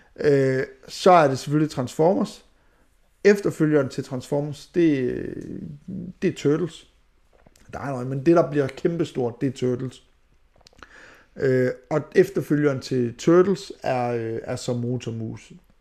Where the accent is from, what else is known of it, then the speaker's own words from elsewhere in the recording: Skanderborg, Central Denmark Region, Denmark; moved away; Jeg er fra Skanderborg